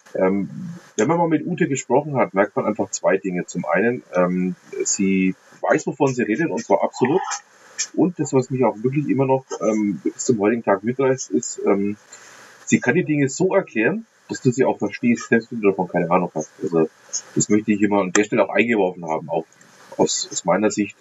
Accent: Middle Franconia, Bavaria, Germany; als Mittelfranke

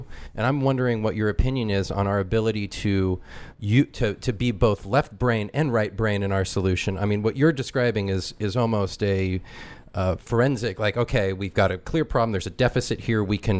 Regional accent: California, United States; I'm from California. My family's town was engulfed by fire 2 years ago.

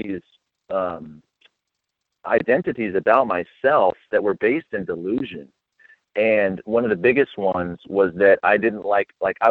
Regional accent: Las Vegas, Nevada, United States; I grew up in Las Vegas, Nevada, and I was born and raised there

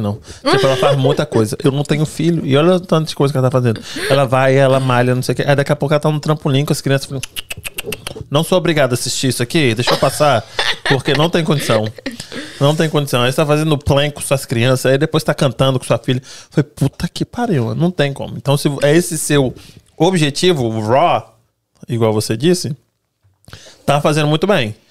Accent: Brazil; moved away; A gente cresceu no Brasil

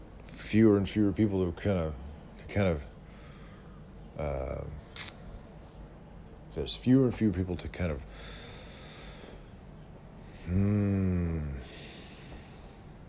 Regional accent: Yuba City, California, United States; moved away; That's where we're all from Yuba City.

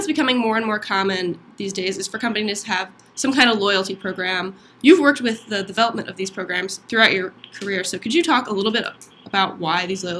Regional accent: Cleveland, Ohio, United States; I'm from Cleveland, Ohio.

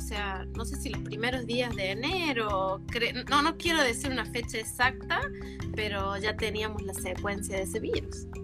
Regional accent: La Rioja, Argentina; moved away; also born or lived in Córdoba; en realidad estudié en, Córdoba, pero yo soy de La Rioja, de Chile

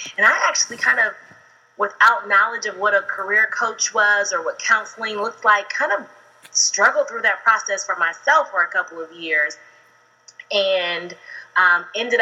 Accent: Ohio, United States; now in Atlanta, United States; I'm actually originally from Ohio, but I've lived in Atlanta for about 17 years

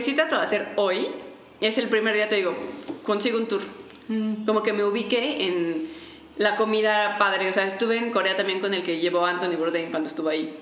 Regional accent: Mexico City, Mexico; La gente que somos de la Ciudad de México somos como que tenemos un tipo

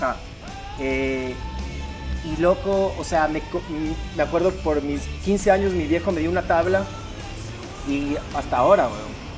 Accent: Guayaquil, Guayas, Ecuador; guayaquileños, vivimos, digamos, nacimos en Guayaquil, vivimos en Guayaquil desde, chicos.

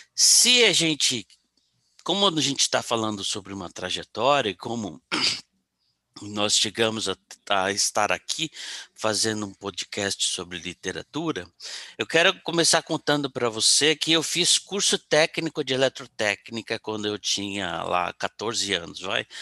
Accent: São Paulo, Brazil; also born or lived in Rio de Janeiro; eu estava no Rio, morando no Rio, mas eu sou de São Paulo

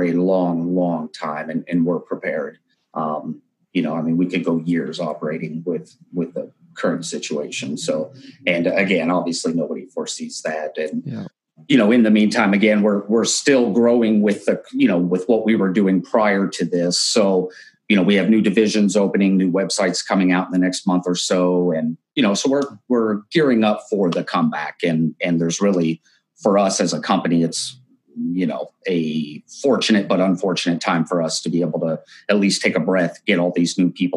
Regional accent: Pennsylvania, United States; also born or lived in Branson, Missouri; now in Las Vegas, United States; I was actually born and raised in Pennsylvania and then moved all over the US

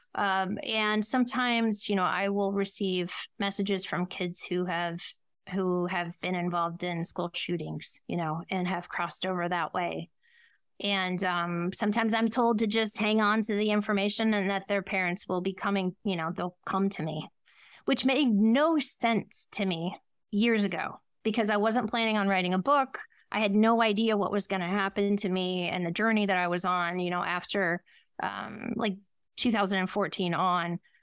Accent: Ohio, United States; I was born in Ohio

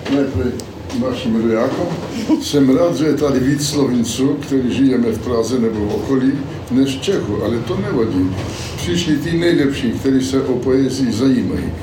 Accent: Slovakia; accent: Slovak; first language Slovak; Czech is a second language; jsem dosud mluvil jenom slovenský a tak jsem musel nějak eh, přeskočit, takže se omlouvám taky za svůj cizí akcent.

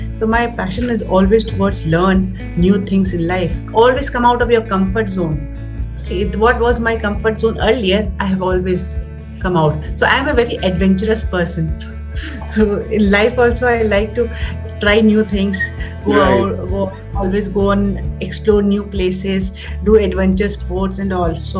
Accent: Patna, Bihar, India; also born or lived in Delhi; I basically belong to Patna, Bihar.

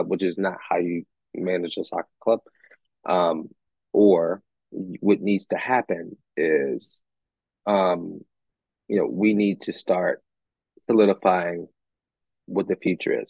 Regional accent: United States; I'm American

